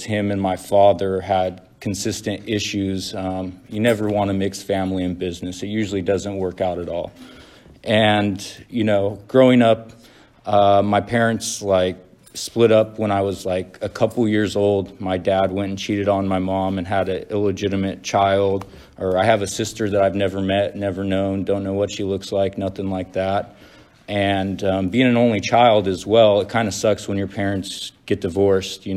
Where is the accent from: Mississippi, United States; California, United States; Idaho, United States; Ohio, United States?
California, United States; Central Valley, between Fresno and Bakersfield; I'm from the Central Valley